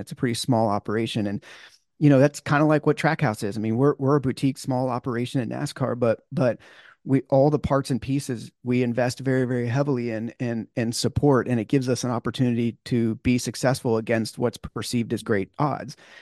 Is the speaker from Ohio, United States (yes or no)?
no; California, United States; growing up in California